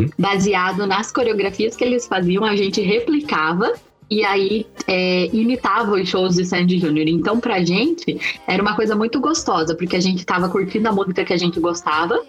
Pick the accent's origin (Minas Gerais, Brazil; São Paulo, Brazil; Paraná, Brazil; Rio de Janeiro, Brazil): Paraná, Brazil; Curitiba; eu junto com as minhas vizinhas do prédio onde a gente morava em Curitiba, que eu sou curitibana